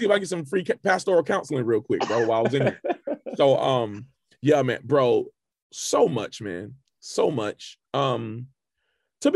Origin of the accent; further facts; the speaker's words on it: Fayetteville, North Carolina, United States; now in Charlotte, United States; I'm from Fayetteville, North Carolina, originally.